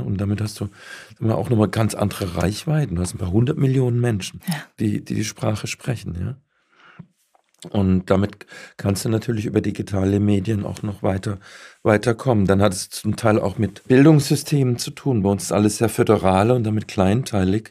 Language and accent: German; Baden-Württemberg, Germany; Ich bin ja selbst Badener, allerdings aus dem, aus dem Süden